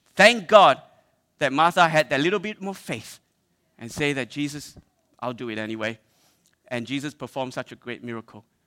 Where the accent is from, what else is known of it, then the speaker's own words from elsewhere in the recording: Malaysia; I'm Malaysian